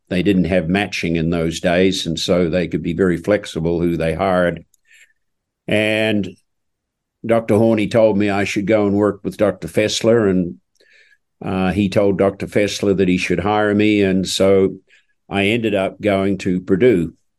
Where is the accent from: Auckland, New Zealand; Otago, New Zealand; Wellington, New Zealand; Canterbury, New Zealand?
Otago, New Zealand; Oamaru; moved away; I was born and raised in New Zealand in a small town called Omaru, uh, down in the South Island of New Zealand